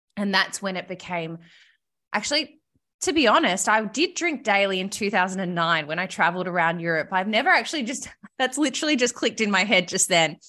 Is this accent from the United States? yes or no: no; Melbourne, Victoria, Australia; also born or lived in Sydney; I lived in Sydney, but I'm from Melbourne originally